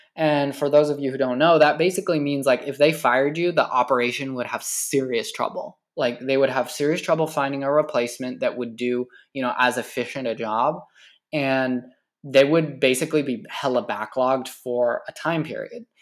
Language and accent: English; California, United States; I've been working in my hometown, this small, tiny ass, bum-ass fucking town in the middle of nowhere in California